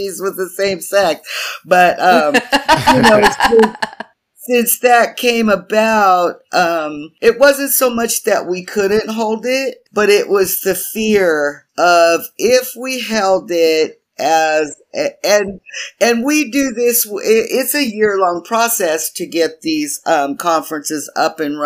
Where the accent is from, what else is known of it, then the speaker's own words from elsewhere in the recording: Tucson, Arizona, United States; We went in Tucson, where I'm from